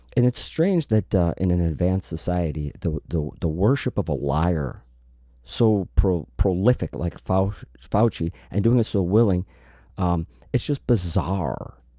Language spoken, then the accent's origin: English; Chicago, Illinois, United States; I'm from the Chicago area, from the Midwest